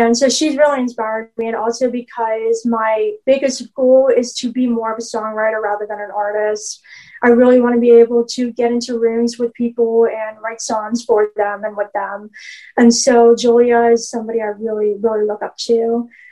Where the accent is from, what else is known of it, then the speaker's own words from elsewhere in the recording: Pittsburgh, Pennsylvania, United States; I am a songwriter from Pittsburgh, Pennsylvania